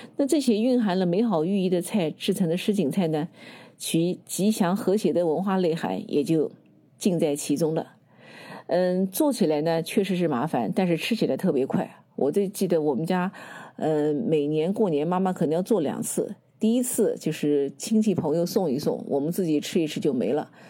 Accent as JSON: {"language": "Chinese", "town": "Nanjing", "region": "Jiangsu", "country": "China", "said": "能像我们南京人这样把这个菜呢做到极致"}